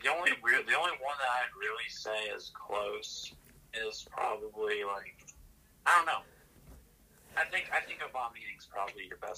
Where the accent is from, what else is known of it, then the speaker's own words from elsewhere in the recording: Pennsylvania, United States; knowing that we're from Pennsylvania.